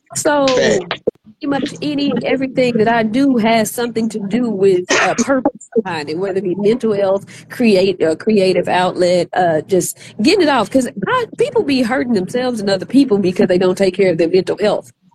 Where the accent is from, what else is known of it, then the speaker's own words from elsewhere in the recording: Arkansas, United States; moved away; I'm from Arkansas originally